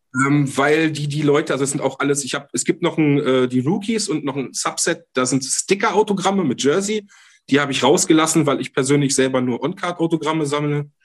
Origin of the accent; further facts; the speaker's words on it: Hanover, Lower Saxony, Germany; bei uns in Hannover